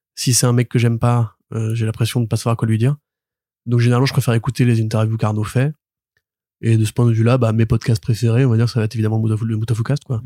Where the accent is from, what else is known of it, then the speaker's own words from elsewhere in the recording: Paris suburbs, Île-de-France, France; j'ai grandi à Paris, enfin en banlieue parisienne